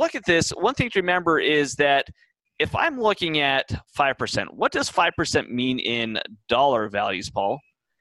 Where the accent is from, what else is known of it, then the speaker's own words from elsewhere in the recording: Texas, United States; now in California, United States; I'm from Texas primarily.